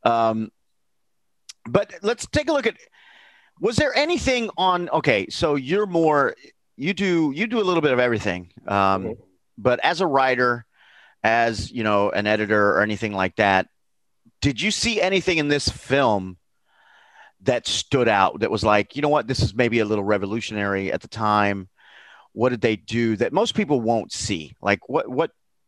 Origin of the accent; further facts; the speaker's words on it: Naples, Florida, United States; growing up in South Florida down by Naples